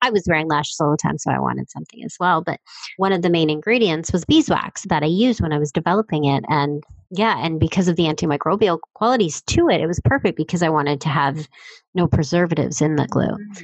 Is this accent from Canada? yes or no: yes; Stratford, Ontario, Canada; my hometown, Stratford.